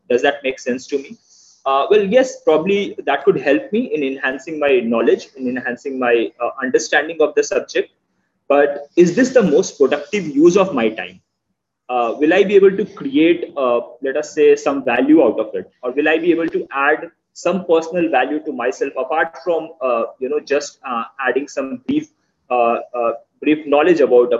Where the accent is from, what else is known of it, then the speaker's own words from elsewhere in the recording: India; I'm from India.